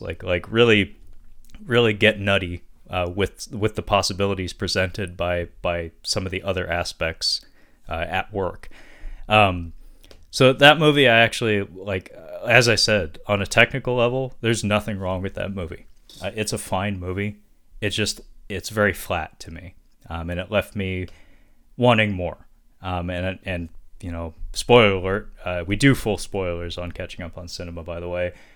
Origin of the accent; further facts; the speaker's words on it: Seattle, Washington, United States; they're headquartered in my hometown in Seattle